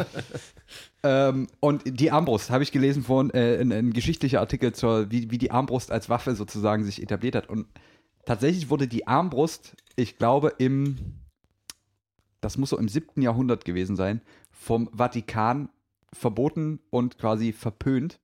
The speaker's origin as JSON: {"language": "German", "country": "Germany", "said": "als Deutsche"}